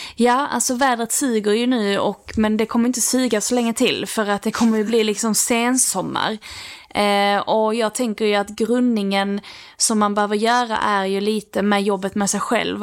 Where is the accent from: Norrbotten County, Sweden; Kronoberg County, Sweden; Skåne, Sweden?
Skåne, Sweden; Lerberget; vi har ju haft så här matdagar när vi var små i Lerberget